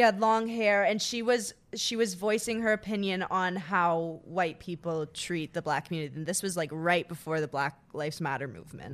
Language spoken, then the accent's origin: English; Ottawa, Ontario, Canada; I'm from Ottawa, Canada. I lived in a little town called Sisville.